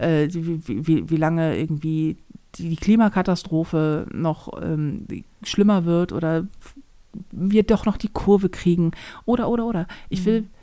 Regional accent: Hamburg, Germany; als Hamburger

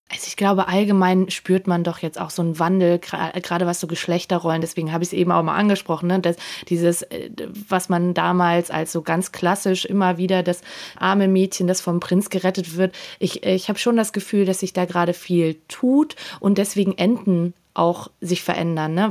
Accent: Austria; ich als Österreicherin

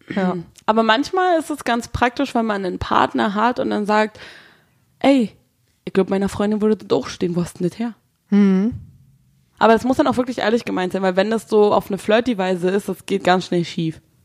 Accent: Brandenburg, Germany; moved away as an adult; now in Berlin, Germany; meine Familie kommt ja aus Berlin und ich bin ja nur schulemäßig in Brandenburg äh, zur Schule gegangen, was man vielleicht einmal im Dialekt hört

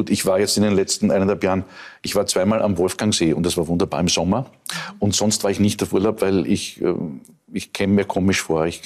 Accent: Lower Austria, Austria; wenn du, wenn ich als Niederösterreicher in die Steiermark

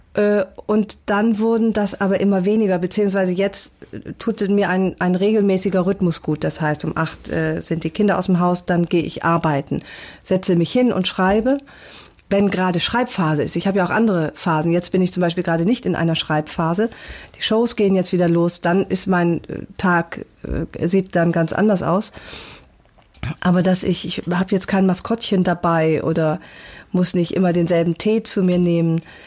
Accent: North Rhine-Westphalia, Germany; now in Hamburg, Germany; Ich ähm, bin tatsächlich sehr heimatverbunden

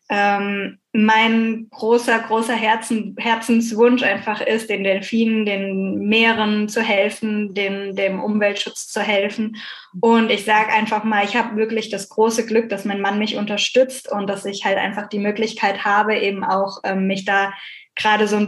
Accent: Bucaramanga, Santander, Colombia; now in Germany; Aber bei uns in Bucaramanga habe ich nichts gefunden.

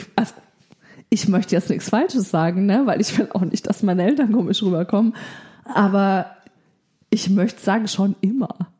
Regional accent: Bavaria, Germany; Also ich komme ja aus Bayern

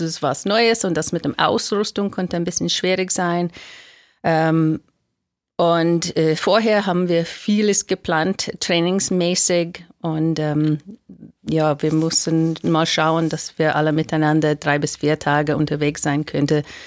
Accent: United States; German is a second language; now in Germany; ich bin Amerikanerin, ich habe einen Deutscher geheiratet und ich wohne jetzt in Deutschland

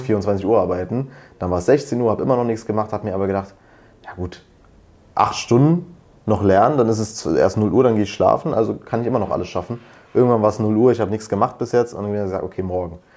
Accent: Berlin, Germany; komme aus Berlin, studiere aber an der Uni Potsdam, also in der Nähe von Berlin

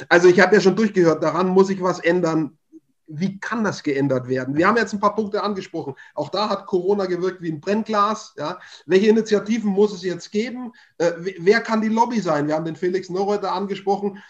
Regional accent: Upper Franconia, Bavaria, Germany; ich komme aus Oberfranken

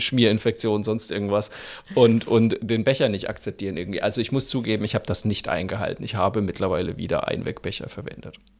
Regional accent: Germany; da waren wir Deutschen

